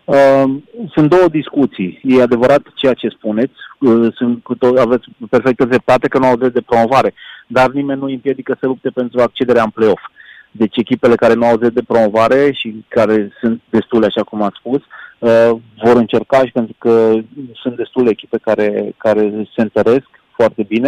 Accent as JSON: {"language": "Romanian", "town": "Timișoara", "region": "Timiș County", "country": "Romania", "said": "aici vorbesc ca și Timișorean, cum spun noi"}